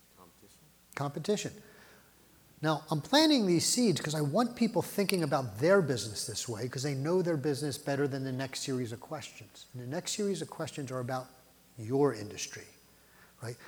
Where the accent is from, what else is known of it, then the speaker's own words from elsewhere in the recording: Philadelphia, Pennsylvania, United States; I grew up in Philly.